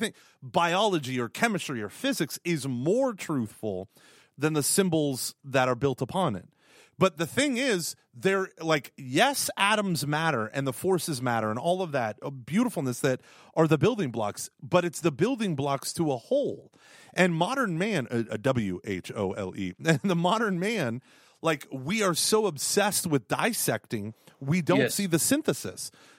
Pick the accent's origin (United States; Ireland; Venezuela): Ireland; But I'm Irish.